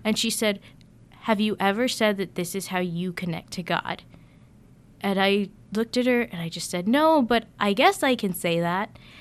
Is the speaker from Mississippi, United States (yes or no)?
no; Buda, Texas, United States; moved away as an adult; I've been born and raised in Texas, lived in the same house my entire life.